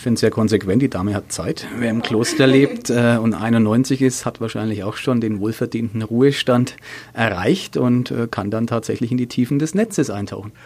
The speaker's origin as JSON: {"language": "German", "town": "Nuremberg", "region": "Bavaria", "country": "Germany", "tie": "born or raised there", "said": "Ich bin am alten Kanal groß geworden in der Nähe von der Gartenstadt in Nürnberg"}